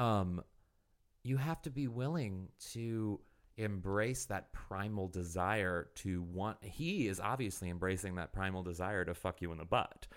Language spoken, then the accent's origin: English; Missouri, United States; moved away; I'm from Missouri originally